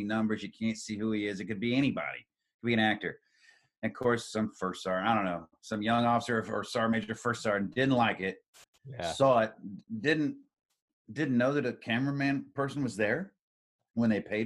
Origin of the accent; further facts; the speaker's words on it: Columbus, Indiana, United States; I grew up in Columbus, Indiana